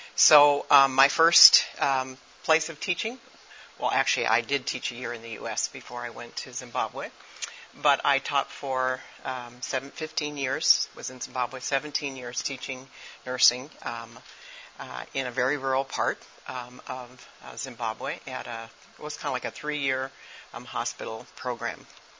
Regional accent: Japan; I am an MK. I grew up in Japan.

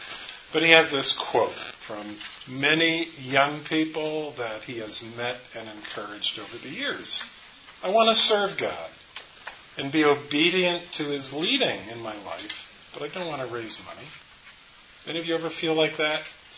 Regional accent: New Jersey, United States; also born or lived in New York City; now in Charlotte, United States; And I'm originally from northern New Jersey, New York City. I've tried to downplay my accent, but currently living in Charlotte, North Carolina.

